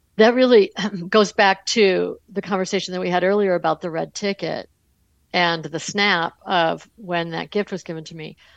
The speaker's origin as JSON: {"language": "English", "town": "Buffalo", "region": "New York", "country": "United States", "tie": "born or raised there", "said": "I grew up in Buffalo, New York"}